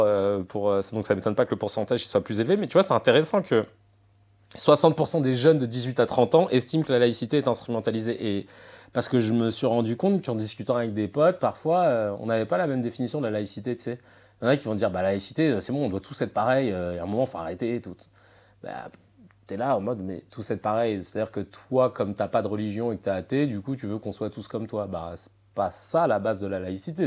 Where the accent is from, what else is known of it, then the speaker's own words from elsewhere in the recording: France; nous, on est français